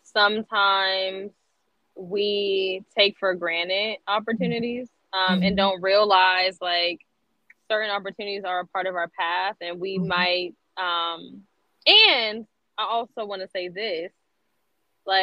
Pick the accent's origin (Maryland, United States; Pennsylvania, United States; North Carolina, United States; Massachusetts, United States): Pennsylvania, United States; Erie; moved away as an adult; now in Columbus, United States; born and raised in Erie, PA